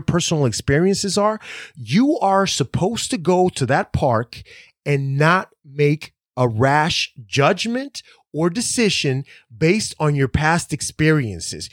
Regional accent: Dominican Republic; I'm from the Dominican Republic. I'm white.

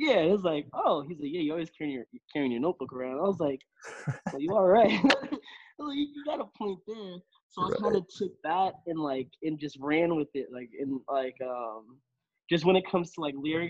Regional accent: Boston, Massachusetts, United States; also born or lived in Randolph, Massachusetts; I grew up in Dorchester, and then I moved to Randolph.

